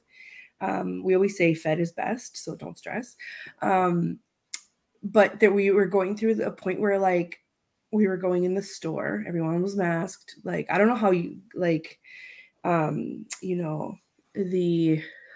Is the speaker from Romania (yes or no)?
yes; Romania; moved away; I grew up in Romania